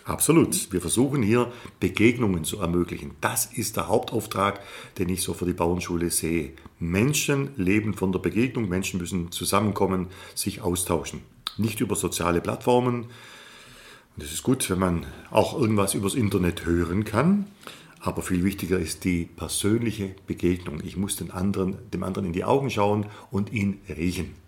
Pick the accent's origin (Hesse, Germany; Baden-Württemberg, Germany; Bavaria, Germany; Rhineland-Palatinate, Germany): Baden-Württemberg, Germany; Upper Swabia; Mit der Kultur hier meiner Heimat, mit der Kultur Oberschwabens